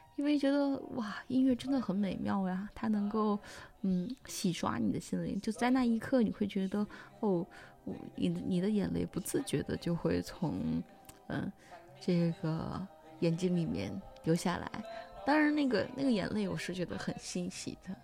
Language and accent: Chinese; China; moved away; 作为中国人而言，第一次在国外